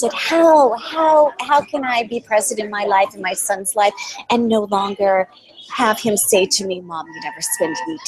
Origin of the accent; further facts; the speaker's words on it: California, United States; moved away as an adult; We're from California